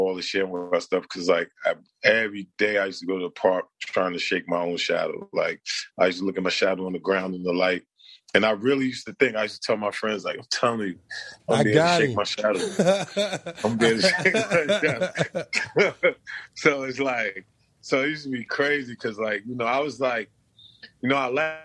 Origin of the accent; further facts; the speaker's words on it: New York City, New York, United States; I was born in Brooklyn. So, you know, growing up in Brooklyn, you just fight and you just get in trouble